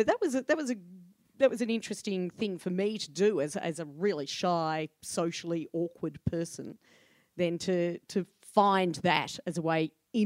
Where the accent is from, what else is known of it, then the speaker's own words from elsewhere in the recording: Ballarat, Victoria, Australia; now in Melbourne, Australia; I grew up in Ballarat